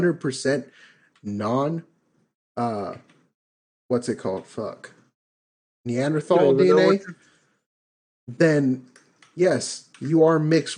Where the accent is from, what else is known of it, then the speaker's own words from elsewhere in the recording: United States; I know I'm American.